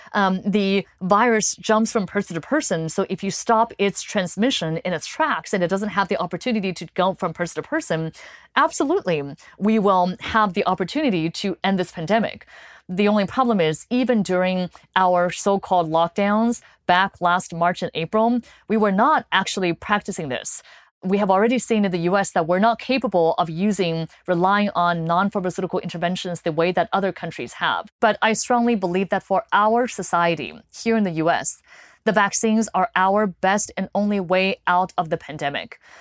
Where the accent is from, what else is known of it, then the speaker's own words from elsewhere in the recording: California, United States; moved away; I grew up in California